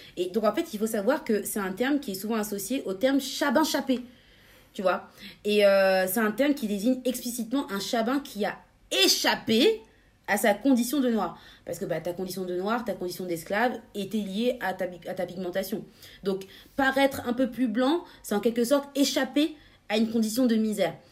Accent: France; chez nous en France

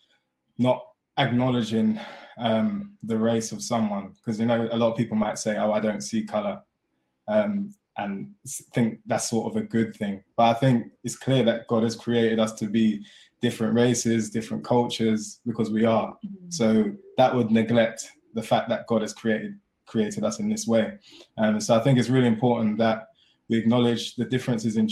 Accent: London, United Kingdom; born and raised in London, Croydon specifically

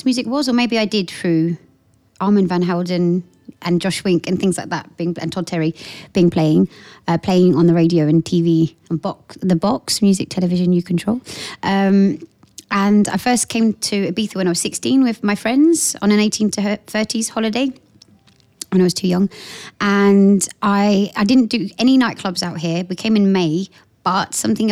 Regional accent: Portsmouth, South East England, United Kingdom; moved away as an adult; also born or lived in London; I come from Portsmouth, so I was working in Portsmouth

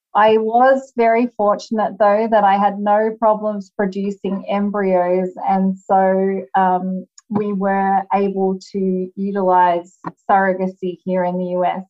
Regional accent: Australia; moved away as an adult; now in United States; as you can hear, I am Australian originally, although I do live in the United States now

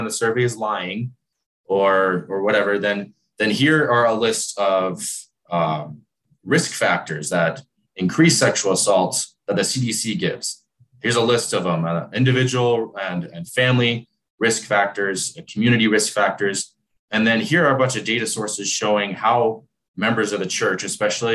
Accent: Arizona, United States; now in Utah, United States; I'm from Arizona

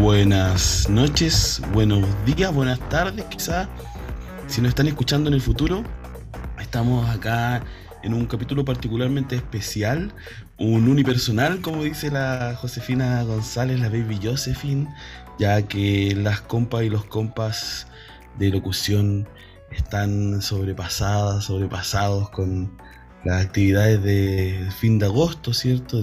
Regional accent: Chile; nos cruza como chilenas, chilenos

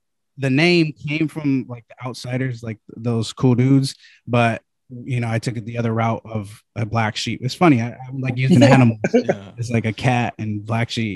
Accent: the Bay Area, California, United States; I'm from the Bay

